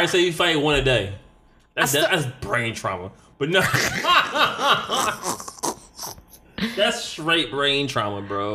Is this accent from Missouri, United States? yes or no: no; Detroit, Michigan, United States; growing up in Detroit